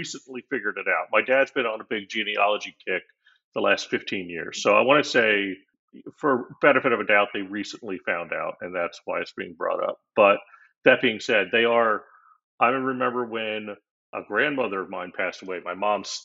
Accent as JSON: {"language": "English", "region": "Florida", "country": "United States", "tie": "born or raised there", "said": "I'm one of those rare Florida natives. I'm born and raised down here"}